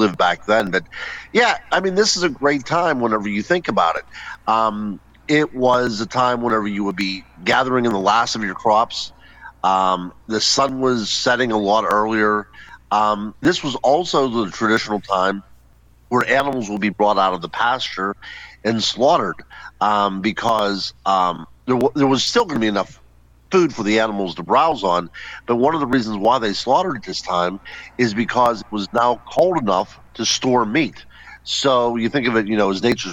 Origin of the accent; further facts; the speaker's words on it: Western Pennsylvania, United States; I grew up in Western Pennsylvania